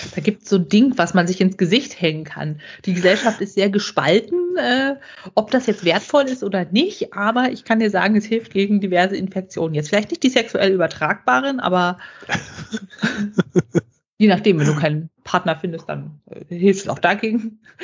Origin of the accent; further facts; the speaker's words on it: Brandenburg, Germany; bei uns in Brandenburg